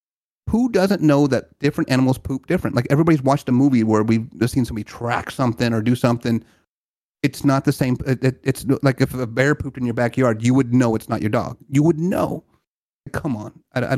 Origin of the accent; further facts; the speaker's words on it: Louisiana, United States; Louisiana, bro.